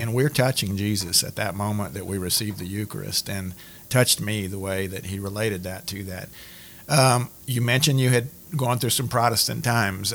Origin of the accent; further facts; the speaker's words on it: Cajun, Louisiana, United States; as Cajun Catholics